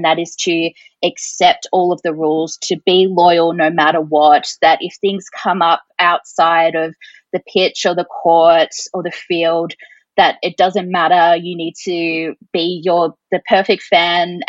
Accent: Mildura, Victoria, Australia; I grew up in Mildura

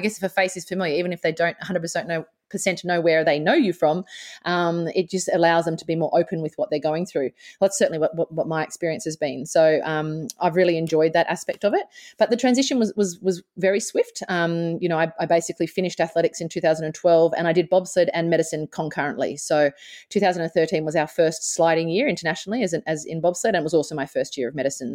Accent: Australia; born or raised there

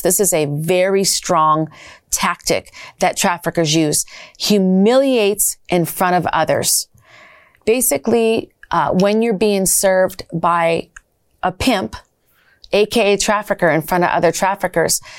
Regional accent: Minnesota, United States; I'm from Minnesota and I originally was trafficked out of Minnesota

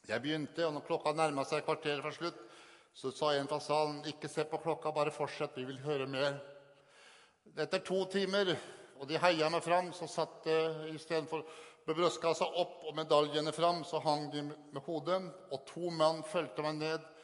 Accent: Sarpsborg, Østfold, Norway; Jeg kommer fra Sarpsborg.

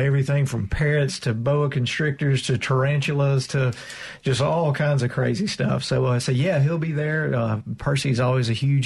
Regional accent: Mississippi Delta, United States; I grew up in the Mississippi Delta

